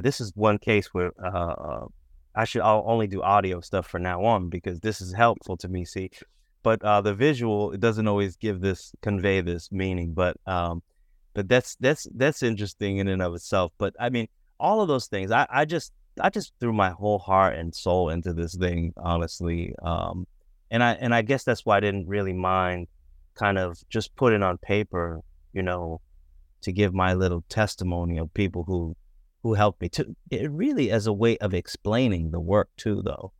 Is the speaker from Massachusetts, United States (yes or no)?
yes; Boston, Massachusetts, United States; I grew up in Boston, um, grew up uh, biracial in Boston